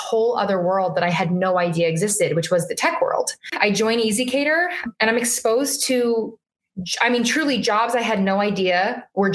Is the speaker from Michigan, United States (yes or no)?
no; Las Vegas, Nevada, United States; moved away as an adult; now in Boston, United States; born and raised in Las Vegas